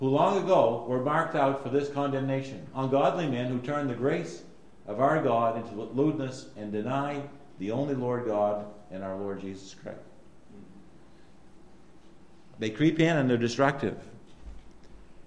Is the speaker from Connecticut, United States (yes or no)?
no; Allagash, Maine, United States; I was the only one from Allegash